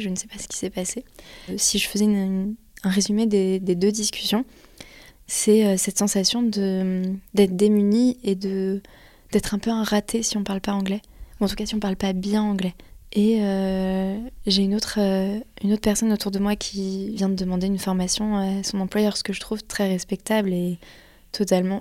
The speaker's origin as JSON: {"language": "French", "country": "France", "said": "je suis française"}